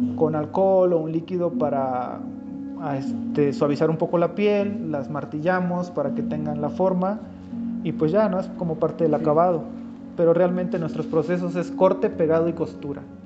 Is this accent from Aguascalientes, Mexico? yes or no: no; Chapulhuacanito, San Luis Potosí, Mexico; moved away; la del barrio donde yo nací, ahí en Chapulhuacanito